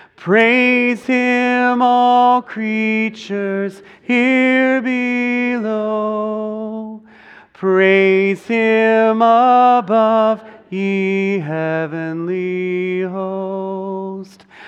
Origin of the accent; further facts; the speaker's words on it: United States; as Western American people